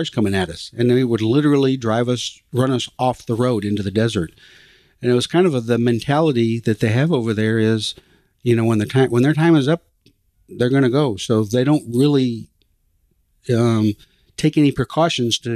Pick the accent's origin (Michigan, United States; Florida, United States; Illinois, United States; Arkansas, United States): Michigan, United States; Coldwater; I was born and raised in Coldwater, Michigan, a little town about 30 miles south of Battle Creek